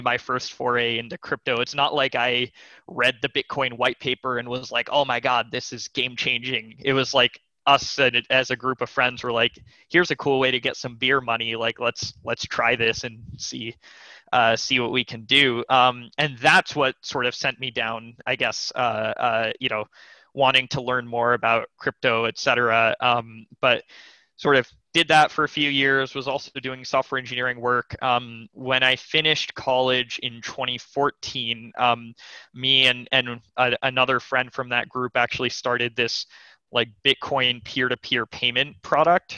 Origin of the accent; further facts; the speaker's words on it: McLean, Virginia, United States; also born or lived in Los Angeles, California; my family moved to the Washington, D.C. suburbs, McLean, Virginia, in the Virginia side of the D.C. suburbs. And that's actually where I kind of did most of my growing up